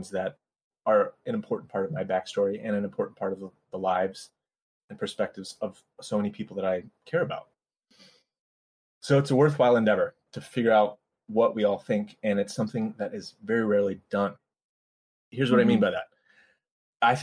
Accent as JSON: {"language": "English", "region": "Colorado", "country": "United States", "tie": "born or raised there", "moved": "as an adult", "lives_now": "Los Angeles, United States", "said": "I live in LA, but I grew up mostly in Colorado"}